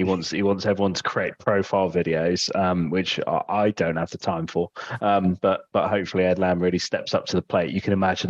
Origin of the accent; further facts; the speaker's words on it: West Country, South West England, United Kingdom; the fact that we are both from the West Country, the fact that my dad's side of the family, which is obviously the … came from Bradford-on-Avon